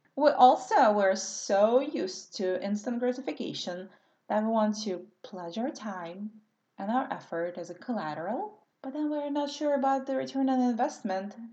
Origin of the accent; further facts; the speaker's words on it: Russia; English is a second language; moved away as an adult; now in California, United States; because I grew up in Soviet Russia.